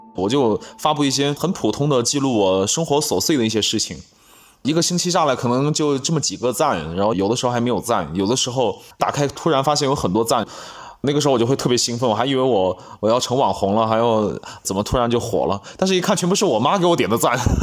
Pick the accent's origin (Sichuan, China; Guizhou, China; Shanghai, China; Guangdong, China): Guizhou, China; Anlong; first language Bouyei; also born or lived in Panzhou, Liupanshui, Guizhou; 我在盘县那边上小学上到五年级，啊，上四年级还是五年，四年级吧，然后就回老家来上五年级